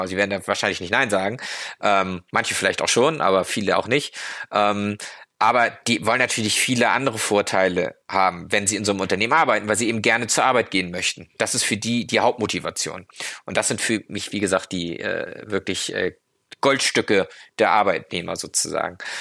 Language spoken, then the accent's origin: German; Germany; wir uns als Deutsche